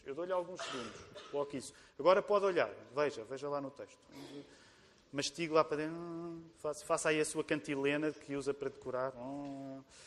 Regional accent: Portugal; nós que somos portugueses também

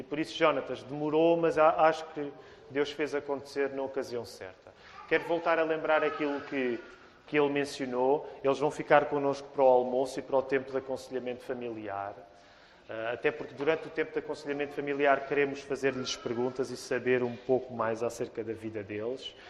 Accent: Portugal; Nós portugueses

